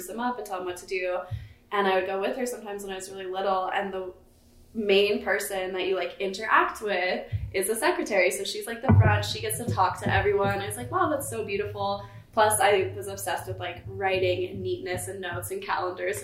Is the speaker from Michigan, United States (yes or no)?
no; Denver, Colorado, United States; also born or lived in Fort Collins, Colorado; I am from Fort Collins, Colorado, and then I moved to Denver when I was 2.5, and now I am still in Denver